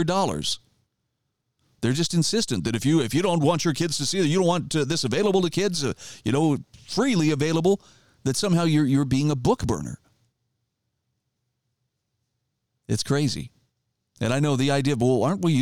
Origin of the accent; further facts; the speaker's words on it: Idaho, United States; my home state of Idaho